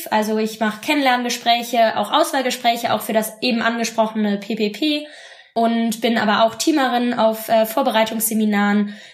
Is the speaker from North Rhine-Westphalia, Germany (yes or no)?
yes; Bonn, North Rhine-Westphalia, Germany; now in Freiburg, Germany; Ich komme ursprünglich aus Bonn und lebe jetzt zum Studium in Freiburg.